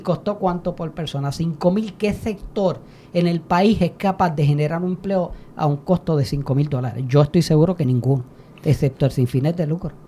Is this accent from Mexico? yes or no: no; Puerto Rico; como puertorriqueños y puertorriqueñas